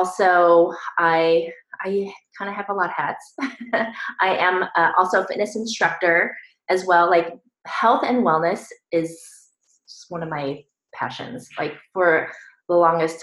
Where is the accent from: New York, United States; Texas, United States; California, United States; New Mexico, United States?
California, United States; Northern; moved away as an adult; as soon as I graduated high school, I went off to college, I left home, and I never went back. So I was on my own. And I moved from Northern California to Southern California